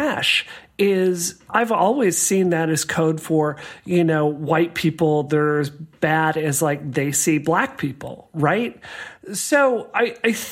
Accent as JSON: {"language": "English", "region": "the South", "country": "United States", "tie": "born or raised there", "said": "I grew up in the South"}